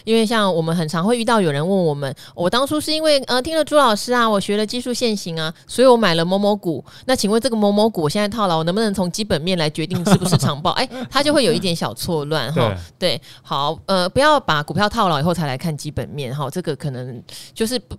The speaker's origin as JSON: {"language": "Chinese", "country": "Taiwan", "accent": "Taiwanese Mandarin", "said": "我们台湾国语。"}